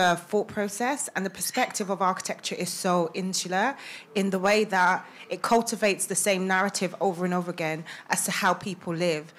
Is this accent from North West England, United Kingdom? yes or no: no; London, United Kingdom; also born or lived in Sheffield; I grew up in Haggerston, Haggerston Estate, before it was trendy